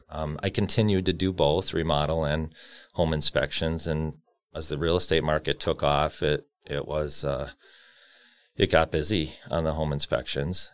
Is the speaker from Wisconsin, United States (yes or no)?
yes; Cudahy, Wisconsin, United States; also born or lived in San Bernardino, California; I grew up in Cudahy